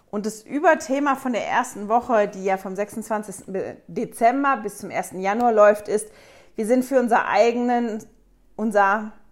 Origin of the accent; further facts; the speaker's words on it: Germany; now in Switzerland; ich komme ursprünglich aus Deutschland, lebe aber mit meiner Familie seit 17 Jahren jetzt in der Schweiz